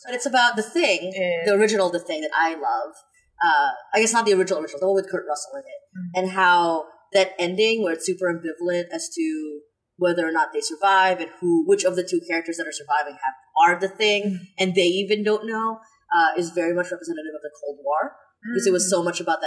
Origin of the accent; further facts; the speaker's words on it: Philippines; I'm Filipino